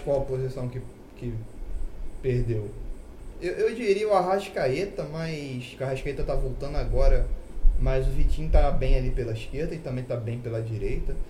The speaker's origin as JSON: {"language": "Portuguese", "country": "Brazil", "said": "nós brasileiros somos melhores de conversa"}